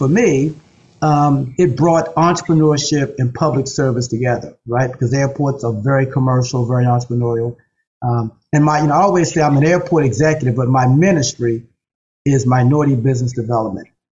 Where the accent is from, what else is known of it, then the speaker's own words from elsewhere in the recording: Baltimore, Maryland, United States; Whitelock Street is a prominent street in Baltimore City, West Baltimore